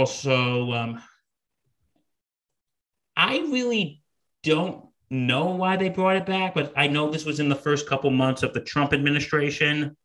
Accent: United States; over here, you gotta know our country is more conservative.

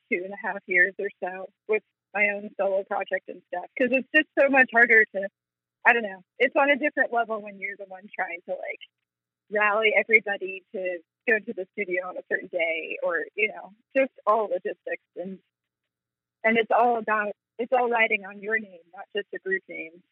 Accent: Vermont, United States; now in Memphis, United States; I'm from Vermont.

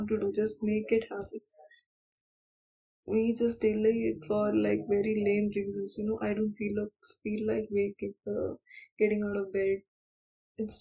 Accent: India; I'm Indian

